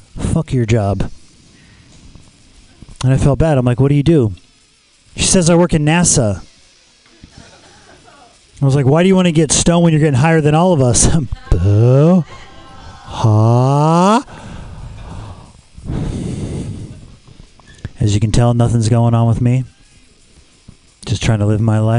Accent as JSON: {"language": "English", "town": "Los Angeles", "region": "California", "country": "United States", "said": "I'm from Los Angeles"}